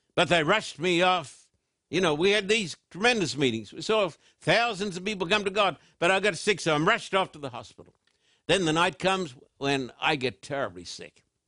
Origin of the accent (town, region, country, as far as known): Brisbane, Queensland, Australia; born or raised there